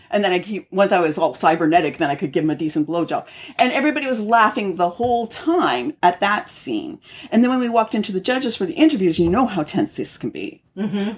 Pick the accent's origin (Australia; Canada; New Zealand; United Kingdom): Canada; I'm Canadian